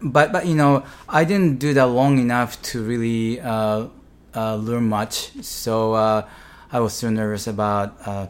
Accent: Japan; moved away; Growing up in Japan, you know, I was always kind of small.

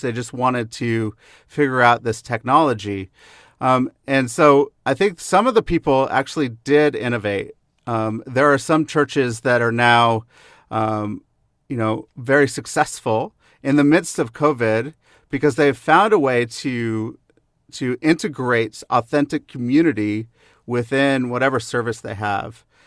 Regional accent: the Northwest, Pacific Northwest, United States; now in Kansas City, United States; when I grew up in the Northwest

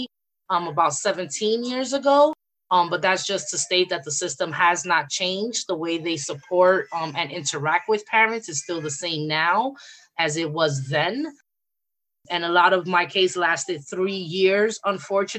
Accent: New York City, New York, United States; I'm from the Bronx and from New York

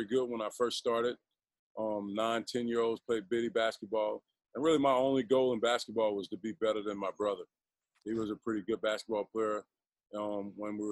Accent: New Orleans, Louisiana, United States; moved away as an adult; also born or lived in Baton Rouge / Houston / Atlanta / Sioux Falls; I grew up in New Orleans, Louisiana

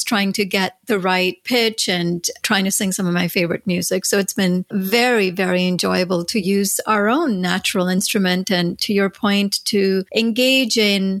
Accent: India; moved away; growing up in India

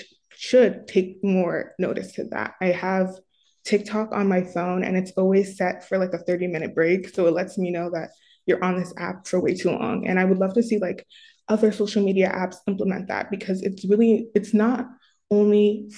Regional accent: New Jersey, United States; I'm 19 years old and I'm from New Jersey.

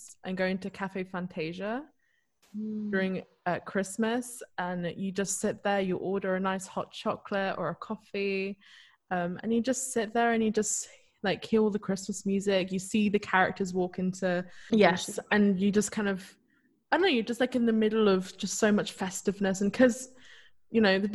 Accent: United Kingdom; moved away; I'm British

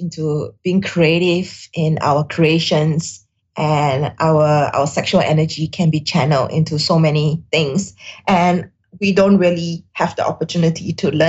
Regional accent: Singapore; I'm Singaporean Chinese in Singapore, grew up in Singapore

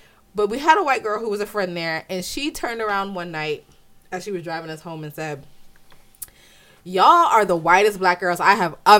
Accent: Italy; The only experiences that me and my sisters knew, which was growing up in Italy and doing different things, was a problem for a lot of black people here.

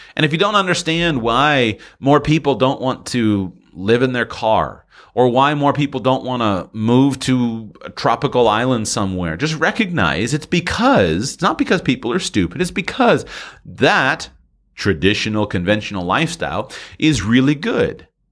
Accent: United States; go back to the United States

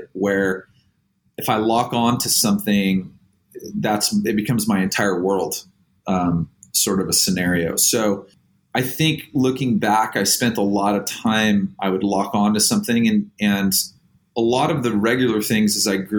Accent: Oceanside, California, United States; I grew up in Oceanside. I'm like third generation, fourth generation from North County, San Diego is where I live

